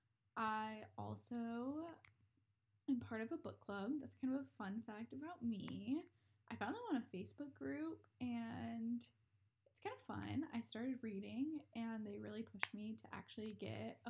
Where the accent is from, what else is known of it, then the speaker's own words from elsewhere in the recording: North Carolina, United States; I grew up in North Carolina, just graduated from UNC Charlotte